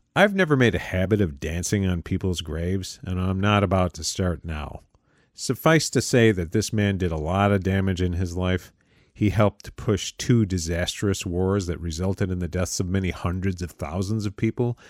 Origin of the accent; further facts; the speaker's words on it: United States; as an American